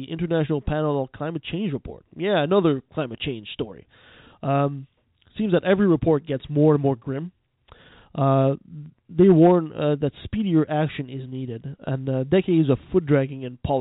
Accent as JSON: {"language": "English", "country": "Canada", "said": "I'm a Canadian"}